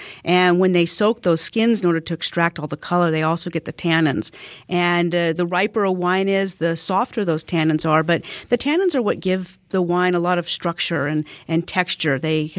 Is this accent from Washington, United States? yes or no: yes; Washington, United States; I'm actually from the Pacific Northwest myself. I grew up in Washington State